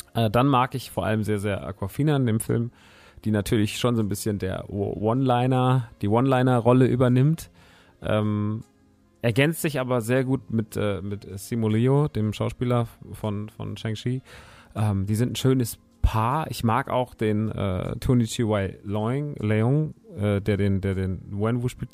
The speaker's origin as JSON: {"language": "German", "town": "Rodgau", "region": "Hesse", "country": "Germany", "tie": "born or raised there", "moved": "yes", "said": "in äh, Rottgau-Jügesheim, meiner alten Heimat"}